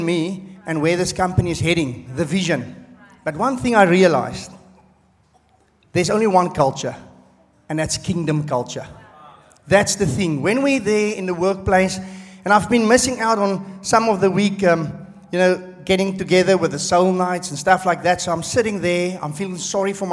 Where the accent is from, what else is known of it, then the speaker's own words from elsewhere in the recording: South Africa; moved away as an adult; now in Australia; I'm from South Africa